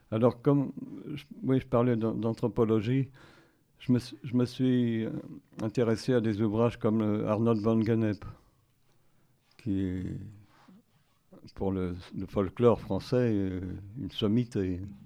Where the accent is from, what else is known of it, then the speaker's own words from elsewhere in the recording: Paris, Île-de-France, France; je suis né à Paris, et j'ai fait mes études à Paris, euh, au lycée Michelet